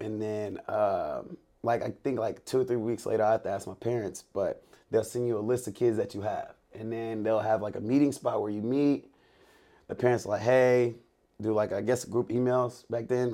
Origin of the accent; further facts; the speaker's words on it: Lake City, Texas, United States; I'm from Lake City, Sa, uh, Lake City, Texas